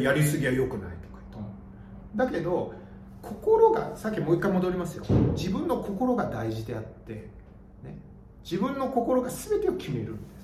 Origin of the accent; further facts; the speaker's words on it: Gotanda, Tokyo, Japan; 私昔あの小学生の時五反田に住んでたんですけど